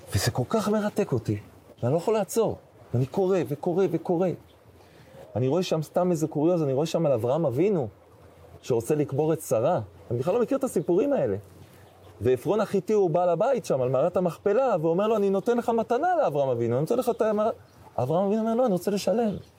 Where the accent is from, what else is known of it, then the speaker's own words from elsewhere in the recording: Jerusalem, Jerusalem District, Israel; moved away as an adult; also born or lived in Scotland; אני לא אחד שמתרגש מירושלים, כי גדלתי פה